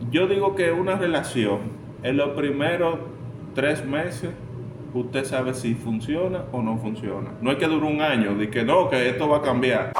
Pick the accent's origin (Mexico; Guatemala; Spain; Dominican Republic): Dominican Republic